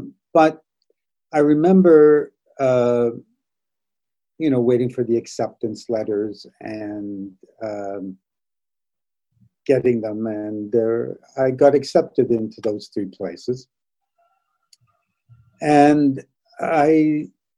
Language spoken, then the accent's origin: English; Toronto, Ontario, Canada; also born or lived in Saskatoon, Saskatchewan; Moved to Toronto when I was 7